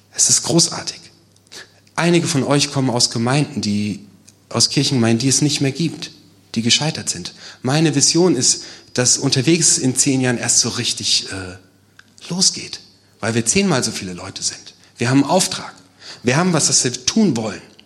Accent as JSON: {"language": "German", "country": "Germany", "said": "als Deutsche, als Europäer"}